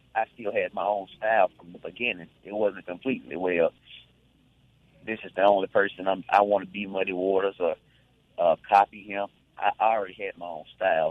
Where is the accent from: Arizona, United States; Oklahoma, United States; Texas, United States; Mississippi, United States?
Mississippi, United States; Glen Allen; also born or lived in Greenville, Mississippi; I was I was born in in Greenville, but soon after that, you know, we were in Glen Allen, and I was practically raised in Glen Allen